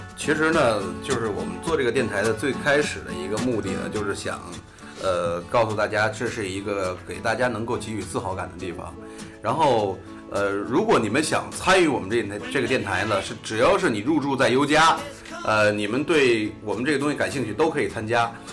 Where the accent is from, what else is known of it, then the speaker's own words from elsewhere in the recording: Beijing, China; also born or lived in Northeast China; 我是混血，北京当东北混血